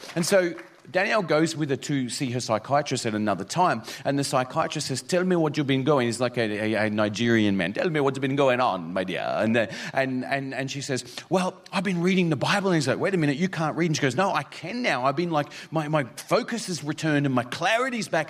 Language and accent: English; Mount Isa, Queensland, Australia; moved away; also born or lived in Toowoomba, Queensland / Northern Territory; this is my hometown, but that's because I did primary school there